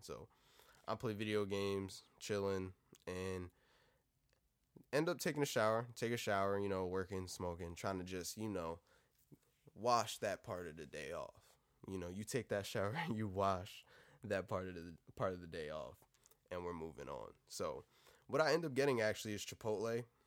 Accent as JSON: {"language": "English", "country": "United States", "said": "Being fucking American"}